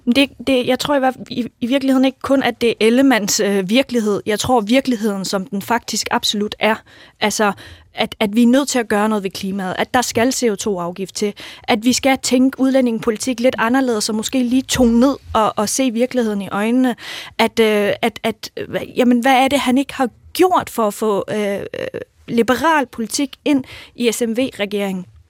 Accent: Jutland, Denmark; jeg kommer selv fra Jylland

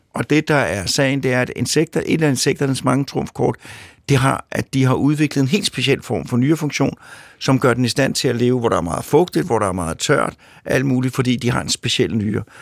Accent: Sorgenfri, Capital Region of Denmark, Denmark; i Sovnfri, hvor jeg kommer fra

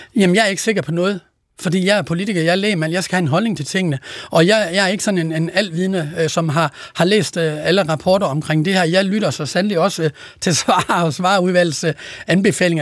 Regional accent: Denmark; Jylland, hvor jeg kommer fra

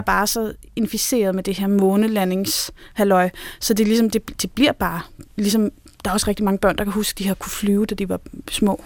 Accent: North Zealand, Capital Region of Denmark, Denmark; jeg er vokset op i Nordsjælland

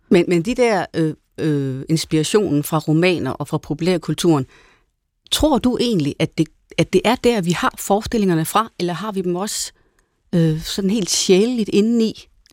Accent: Jutland, Denmark; Jeg er også fra Jylland

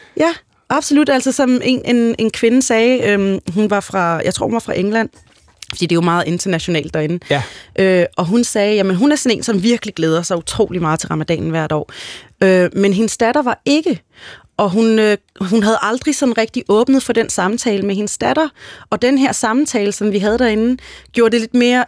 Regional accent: Denmark; jeg er jo født og opvokset her i Danmark

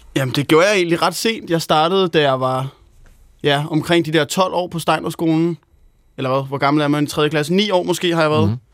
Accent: Helsingør, Capital Region of Denmark, Denmark; lækkert studie hjemme i Helsingør, hvor jeg er vokset op

